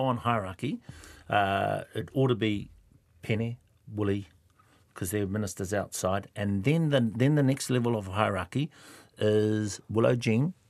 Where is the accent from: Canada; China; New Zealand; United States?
New Zealand; Kawerau, Bay of Plenty; I'm from Kawerau